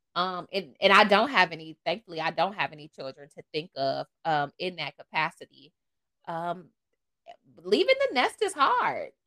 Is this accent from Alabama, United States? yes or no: no; Toledo, Ohio, United States; moved away as an adult; now in Charlotte, United States; I'm from Toledo, the mud. Um, from there, went to school there, um, and then I moved. So I've been out of Ohio for almost 10 years